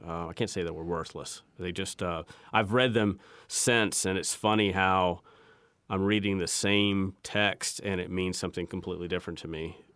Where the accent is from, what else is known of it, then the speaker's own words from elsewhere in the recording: Terre Haute, Indiana, United States; now in North Carolina, United States; my hometown in Terre Haute